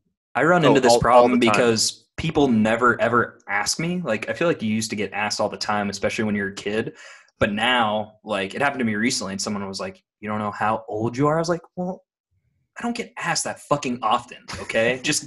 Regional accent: Rock Island, Illinois, United States; When you're a kid growing up in Rock Island, Illinois, you drive past the dealership and you say, one day I want everyone in town to know it's my birthday on there.

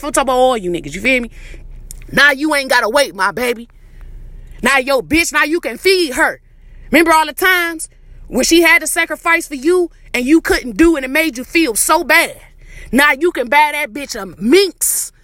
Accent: Detroit, Michigan, United States; I'm from Detroit, the east side

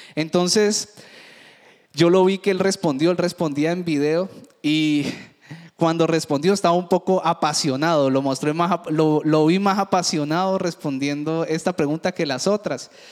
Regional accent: Cali, Valle del Cauca, Colombia; Yo que me crié en el Valle del Cauca, en Cali

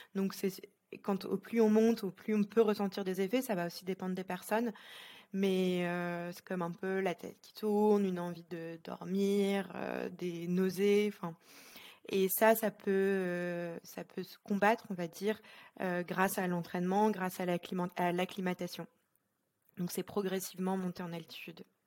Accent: Lille, Hauts-de-France, France; moved away as an adult; now in Geneva, Switzerland; je suis originaire de France, de Lille

